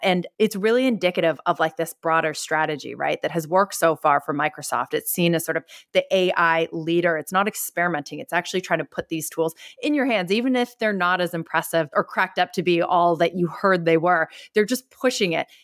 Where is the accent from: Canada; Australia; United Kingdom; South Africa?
Canada; now in San Francisco, United States; I'm not even American, I'm Canadian.